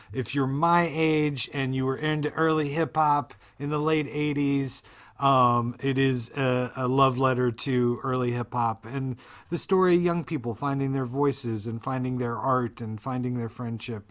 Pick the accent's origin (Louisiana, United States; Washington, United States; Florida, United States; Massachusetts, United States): Florida, United States; when I was growing up in Florida